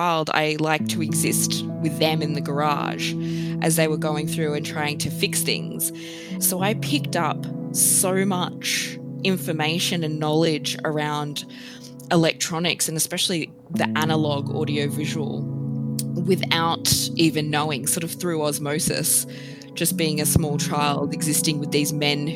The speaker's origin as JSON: {"language": "English", "town": "Sydney", "region": "New South Wales", "country": "Australia", "also_born_or_lived": "Melbourne", "moved": "as an adult", "said": "I moved from Sydney to Melbourne"}